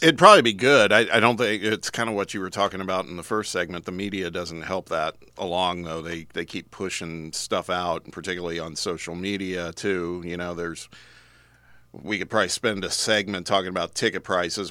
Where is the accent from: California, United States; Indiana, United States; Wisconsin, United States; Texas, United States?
Indiana, United States; Indianapolis; moved away; one of my teams would be in my hometown